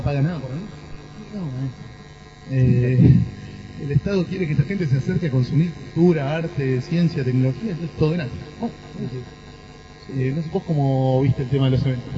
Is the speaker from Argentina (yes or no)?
yes; Argentina; como argentino